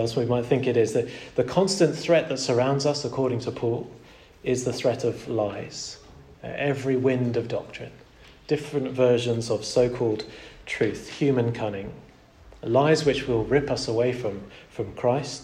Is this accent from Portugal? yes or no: yes; Portugal; Growing up in Portugal was a real delight in lots of ways